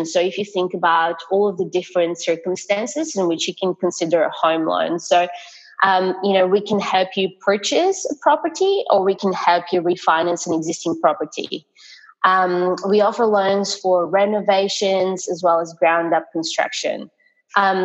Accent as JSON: {"language": "English", "country": "Bulgaria", "tie": "born or raised there", "moved": "yes", "said": "I grew up in Bulgaria"}